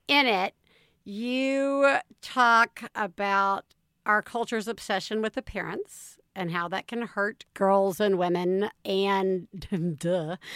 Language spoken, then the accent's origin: English; the South, United States; I grew up in the South